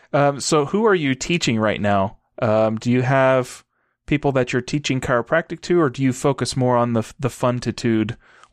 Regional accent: Texas, United States; I grew up in Texas

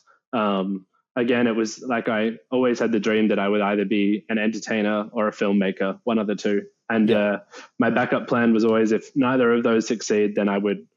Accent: Melbourne, Victoria, Australia; I grew up in Melbourne. I grew up in the southeastern suburbs, around like the Hallam, Narre Warren area

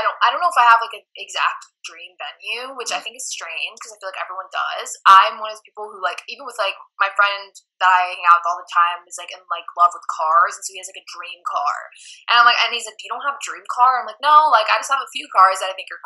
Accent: Tampa, Florida, United States; moved away as an adult; now in Nashville, United States; my hometown like in Tampa

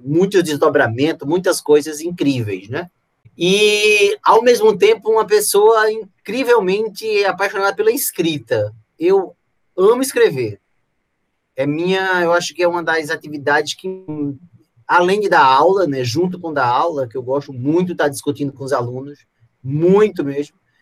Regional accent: Pernambuco, Brazil; lá no Pernambuco, né, no meu estado natal

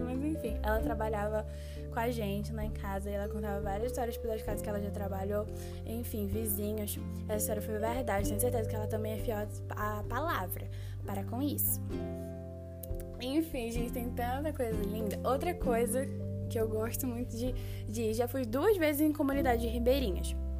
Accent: Belém, Pará, Brazil; born or raised there

